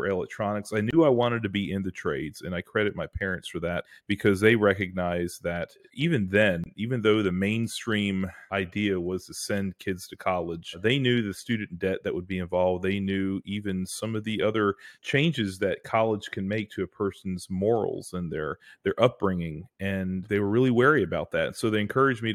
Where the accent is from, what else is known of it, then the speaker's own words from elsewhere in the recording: Greensboro, North Carolina, United States; I was born and raised in Greensboro, which is sort of in the middle of North Carolina